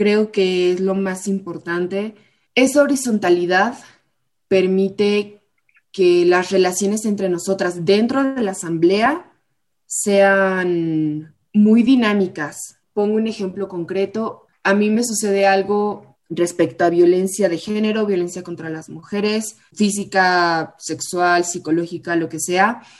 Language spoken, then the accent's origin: Spanish; Morelia, Michoacán, Mexico; las chicas que son, son o somos de Morelia